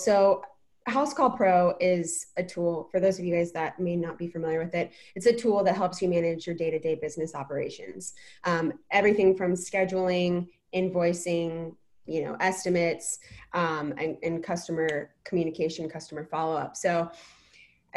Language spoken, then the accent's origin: English; Fredericksburg, Virginia, United States; now in San Diego, United States; I'm originally from Virginia. I'm originally from Fredericksburg